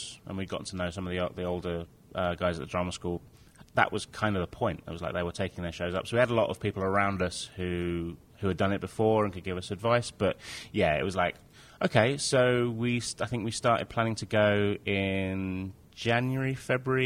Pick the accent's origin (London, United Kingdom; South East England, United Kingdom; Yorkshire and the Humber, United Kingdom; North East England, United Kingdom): South East England, United Kingdom; Brighton; My hometown Brighton has a Fringe